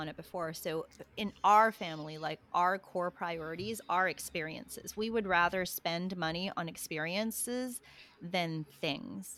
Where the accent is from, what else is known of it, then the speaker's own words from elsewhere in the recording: Australia; also born or lived in Philippines; now in United States; I grew up in Australia, but we would go home to the Philippines